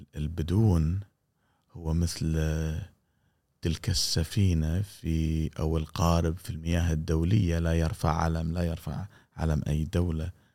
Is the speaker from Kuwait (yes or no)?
yes; Kuwait; انت كويتي مثلي